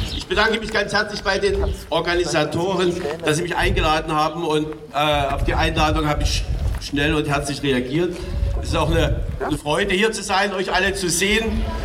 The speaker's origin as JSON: {"language": "German", "country": "Germany", "said": "Wir müssen als Deutsche"}